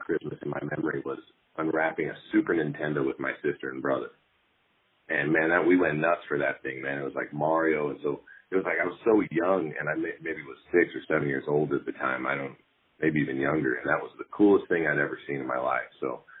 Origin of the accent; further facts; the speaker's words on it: West Jordan, Utah, United States; moved away as an adult; also born or lived in Salt Lake City, Utah / Mountain Home, Idaho; now in Idaho, United States; I grew up in Utah, down there in West Jordan, Utah.